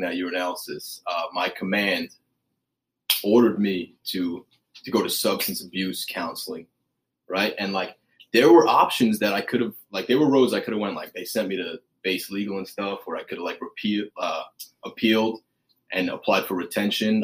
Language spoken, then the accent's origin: English; New York, United States; I grew up in New York